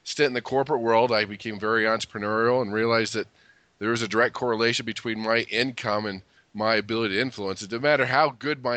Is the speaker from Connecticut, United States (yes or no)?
no; California, United States; I grew up in California, so that was always nice